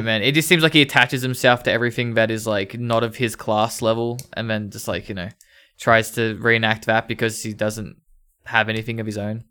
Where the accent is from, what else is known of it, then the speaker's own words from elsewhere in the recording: Ringwood, Victoria, Australia; I grew up in Ringwood.